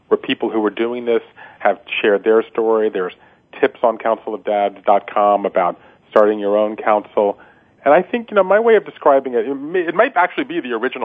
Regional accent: Georgia, United States; moved away; my hometown in Georgia

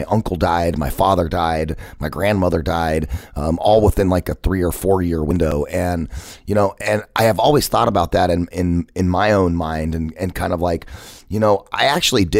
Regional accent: Phoenix, Arizona, United States; I felt like I had to get out of my hometown. I had to get away from Phoenix

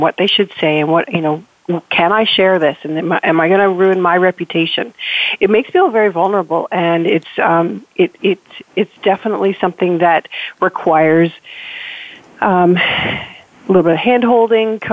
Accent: Canada; I am so Canadian

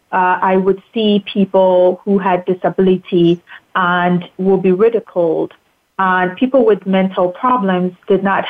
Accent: Ghana; moved away; So I grew up in Ghana. I lived in different parts of the country.

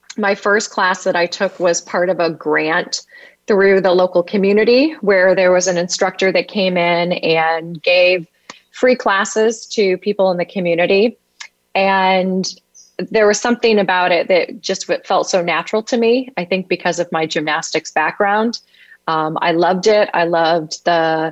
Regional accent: Detroit, Michigan, United States; moved away as an adult; now in St. Petersburg, United States; I grew up in the Midwest in the suburban Detroit area

